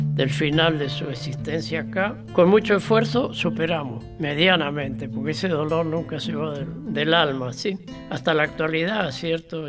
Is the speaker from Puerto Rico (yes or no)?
no; Río Mayo, Chubut, Argentina; also born or lived in Lago Fontana, Chubut / Esquel / Trevelín; yo crecí, me eduqué en la Escuela 72 de Río Mayo